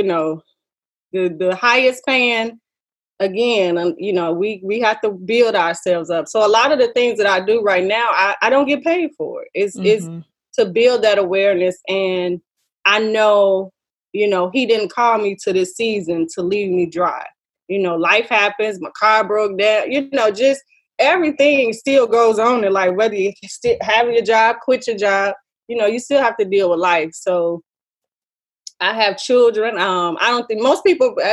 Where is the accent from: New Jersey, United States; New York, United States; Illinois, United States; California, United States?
Illinois, United States; Chicago; now in New Orleans, United States; my hometown, Chicago